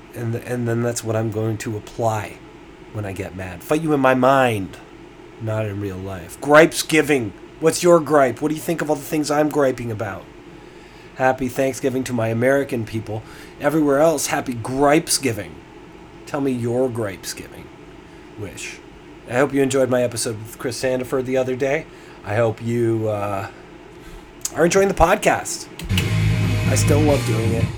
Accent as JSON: {"language": "English", "town": "Toronto", "region": "Ontario", "country": "Canada", "said": "I'm from Toronto, and here I am in, in the heart of downtown Toronto"}